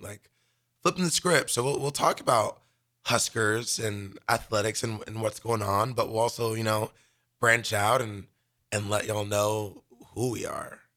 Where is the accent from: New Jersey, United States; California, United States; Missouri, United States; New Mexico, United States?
California, United States; Los Angeles; now in Lincoln, United States; I'm from Los Angeles, California